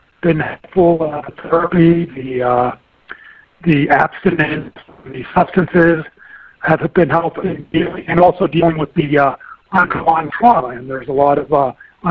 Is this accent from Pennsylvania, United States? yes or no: yes; Pittsburgh, Pennsylvania, United States; now in Dallas, United States; I was born, I'm originally from Pittsburgh, Pennsylvania